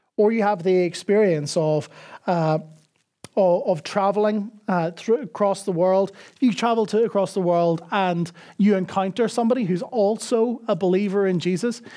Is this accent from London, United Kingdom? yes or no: no; Northern Ireland, United Kingdom; now in Dublin, Ireland; I grew up in Northern Ireland